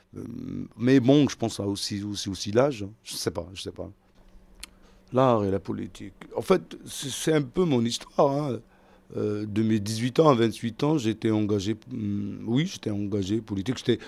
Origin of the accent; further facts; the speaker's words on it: Algiers, Algiers Province, Algeria; moved away as an adult; now in Paris, France; je viens d'Algérie, je suis né en Algérie, à Alger, j'ai grandi à Alger, et à 38 ans, j'ai pris ma grosse valise et je me suis installé à Paris.